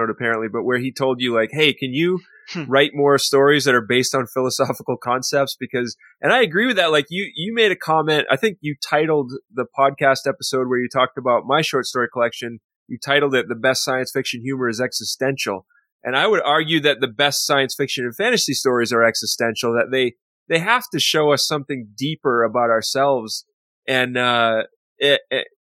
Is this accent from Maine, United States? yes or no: yes; Waterville, Maine, United States; that's my hometown